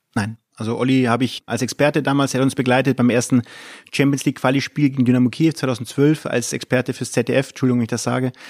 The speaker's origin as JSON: {"language": "German", "town": "Munich", "region": "Bavaria", "country": "Germany", "tie": "born or raised there", "moved": "as an adult", "lives_now": "Mönchengladbach, Germany", "said": "Ich bin in München groß geworden"}